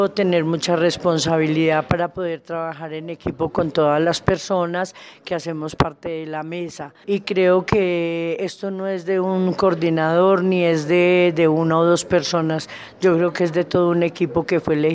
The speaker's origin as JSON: {"language": "Spanish", "region": "Nariño", "country": "Colombia", "said": "Yo soy de Nariño, pero llevo aquí seis años"}